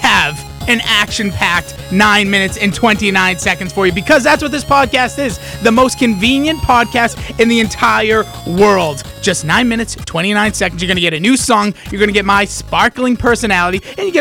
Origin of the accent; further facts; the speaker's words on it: United States